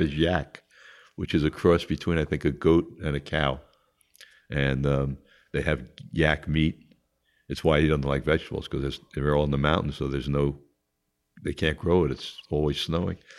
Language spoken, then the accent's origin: English; Long Island, New York, United States; born or raised there; also born or lived in Queens